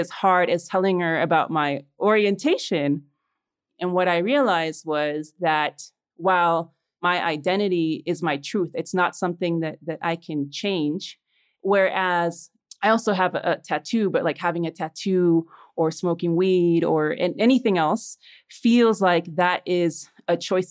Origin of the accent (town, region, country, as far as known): Chicago, Illinois, United States; born or raised there; moved away as an adult; also born or lived in Los Angeles, United States; now in Mexico City, Mexico